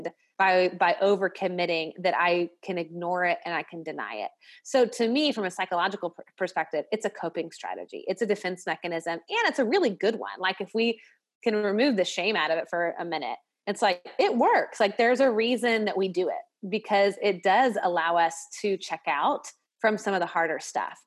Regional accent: Nashville, Tennessee, United States; I'm from the South, I'm from Nashville

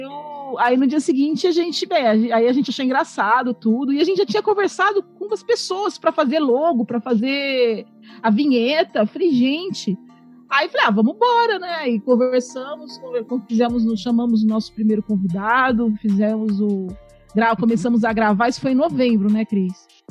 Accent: Poá, São Paulo, Brazil; Eu sou de Poá, Poá, Itaquá, aquela região boa ali

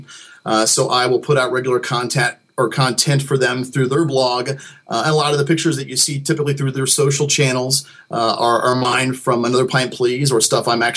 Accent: Dayton, Ohio, United States; I'm a fellow Buckeye, my friend. I'm from Dayton.

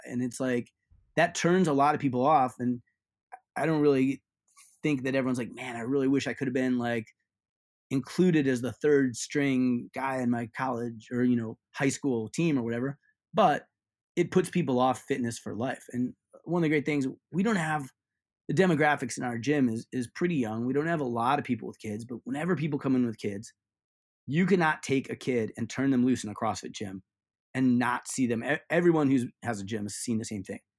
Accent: Ohio, United States; I grew up in Ohio

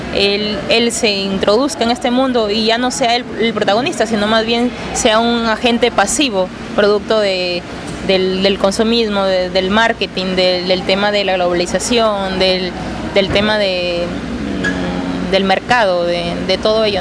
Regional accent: Peru; Yo vengo de Perú

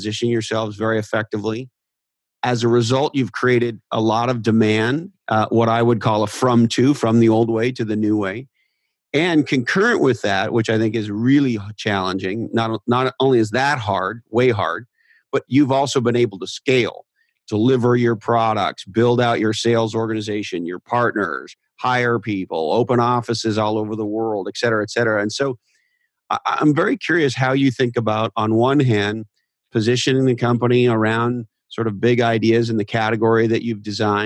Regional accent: Montreal, Quebec, Canada; now in United States; I was born in Montreal

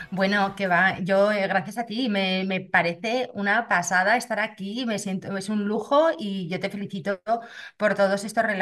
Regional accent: Zaragoza, Aragon, Spain; Actualmente tengo 49 años, soy de Zaragoza

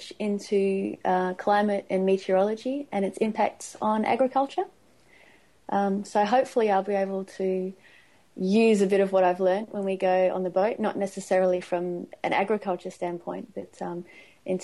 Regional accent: Perth, Western Australia, Australia; also born or lived in England; I'm from Perth. So, I grew up in Perth. I was actually born in England and grew up in Australia.

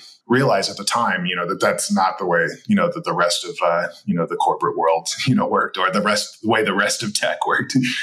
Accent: Detroit, Michigan, United States; moved away as an adult; also born or lived in Silicon Valley, California; I was born originally in the Detroit area in Michigan, and I felt the calling to go out west, as many young men did in the 90s, and moved out to Silicon Valley

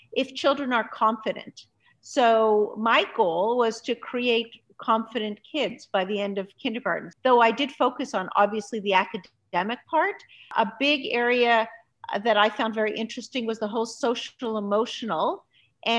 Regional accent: Montreal, Quebec, Canada; also born or lived in Budapest, Hungary; I grew up in Canada. I grew up in Montreal, Canada.

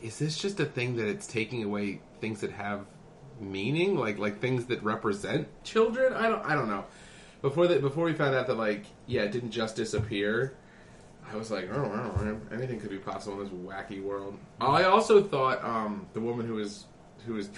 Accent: Mount Holly, New Jersey, United States; I grew up in Mount Holly.

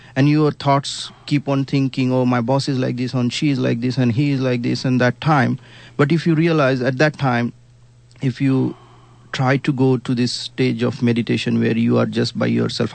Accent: India; accent: Indian; I come from Indian background. Of course, you can get my curry accent

